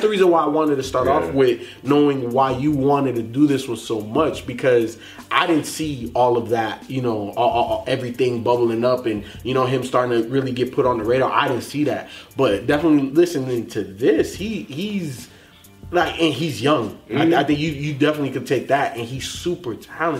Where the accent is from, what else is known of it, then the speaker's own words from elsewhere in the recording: Chicago, Illinois, United States; I was born in Chicago